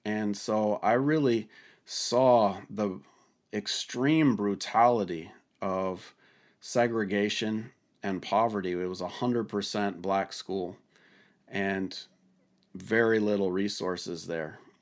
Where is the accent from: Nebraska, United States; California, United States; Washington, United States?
Washington, United States; my home state of Washington